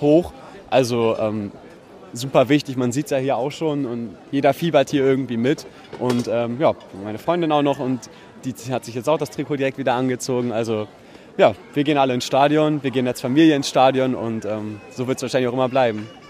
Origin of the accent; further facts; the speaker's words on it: Salzgitter, Lower Saxony, Germany; Also ich komme aus Salzgitter und das ist halt ewig her und ähm, da war ich natürlich ein kleines Kind.